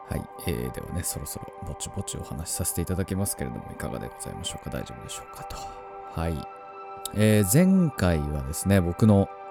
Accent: Tohoku, Japan; 僕は東北 の生まれですね。うん、まあ、田舎、うん、ただなんか田んぼとか畑がいっぱいあるっていうわけじゃないんだけど、本当に周りに何もない。まあ、田んぼもあったかな。あったけど、なんかまあ、本当に遊ぶ場所が公園ぐらいしかないような場所で育ったんですよ

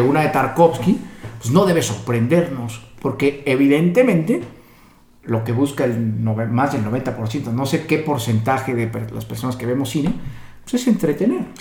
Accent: Mexico; como mexicanos nos podemos identificar

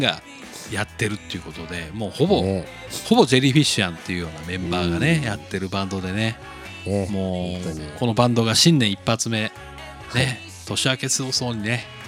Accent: Nagasaki, Japan; moved away; 僕の実家長崎

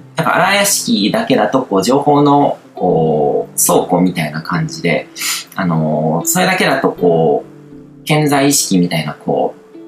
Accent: Japan; 日本に生まれ育った

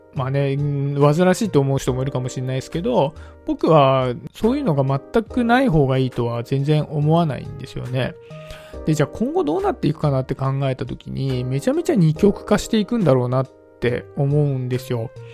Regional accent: suburbs of Tokyo, Japan; 僕はね、東京の郊外のちょっと、東京の中でも田舎の方のね、出身なんですけど

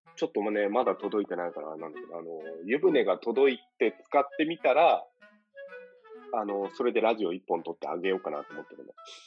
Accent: Choshi, Chiba, Japan; now in Hong Kong; 僕らの地元の、僕らが通った中学校と、あと2校が併設されて

